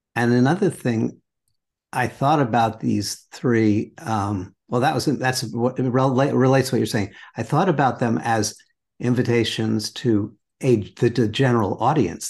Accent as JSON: {"language": "English", "town": "New York City", "region": "New York", "country": "United States", "tie": "born or raised there", "said": "I grew up in New York City"}